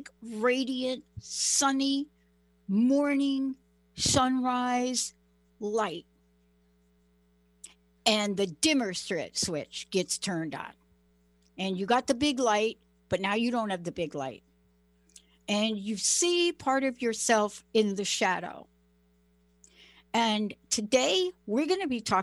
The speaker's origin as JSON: {"language": "English", "region": "New York", "country": "United States", "said": "I'm from New York"}